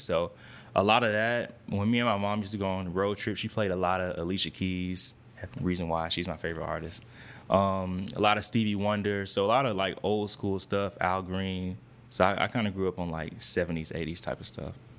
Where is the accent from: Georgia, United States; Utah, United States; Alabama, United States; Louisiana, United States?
Georgia, United States; East Point; born or raised there